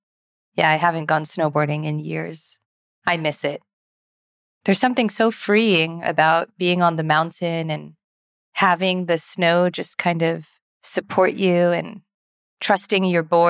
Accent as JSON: {"language": "English", "region": "California", "country": "United States", "said": "we're both from California."}